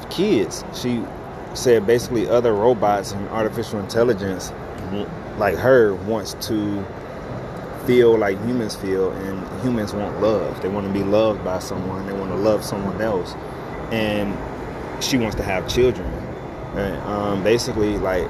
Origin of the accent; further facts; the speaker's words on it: United States; Me being an American